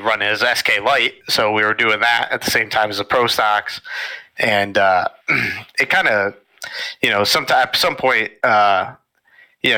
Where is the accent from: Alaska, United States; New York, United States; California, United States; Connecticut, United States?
Connecticut, United States; Stafford; I'm from Stafford, Connecticut.